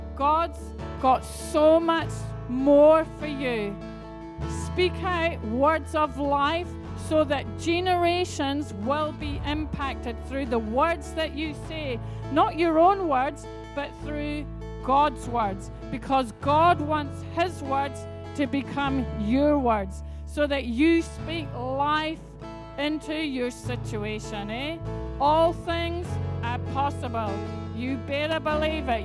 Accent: Scotland, United Kingdom; now in New Zealand; I come from Scotland. I'm used to snow, I'm used to black ice

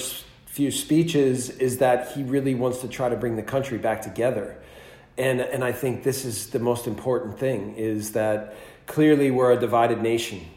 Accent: United States; moved away as an adult; now in Germany; as an American

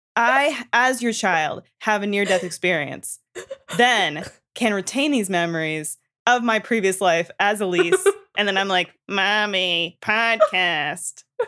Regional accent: Canada; I'm from Canada and we learn French all throughout our childhoods and into high school.

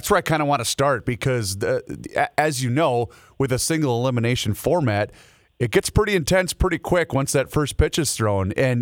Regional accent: Faribault, Minnesota, United States; born or raised there

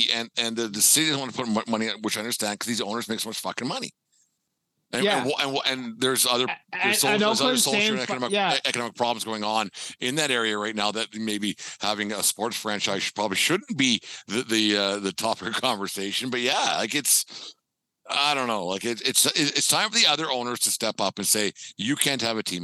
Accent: Canada; And I'm not a Jays guy by any means, but I'm a Canadian baseball fan.

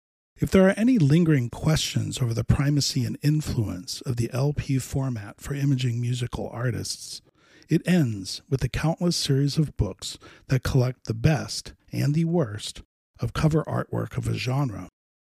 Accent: Miami, Florida, United States; Growing up in Miami, I was exposed to reggae early, strictly AM radio, mind you, but also through punk rock.

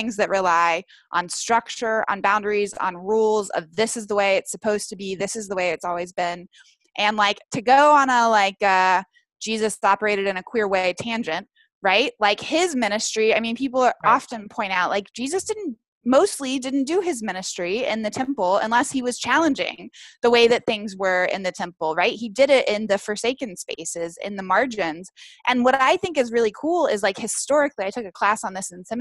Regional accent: the South, United States; growing up in the South

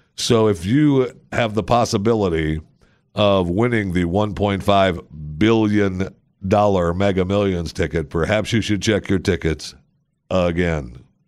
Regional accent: Saginaw, Michigan, United States; I was born in Saginaw, Michigan

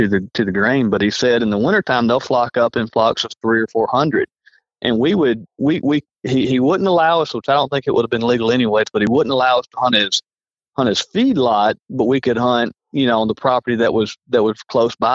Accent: Alabama, United States; I'm from Alabama.

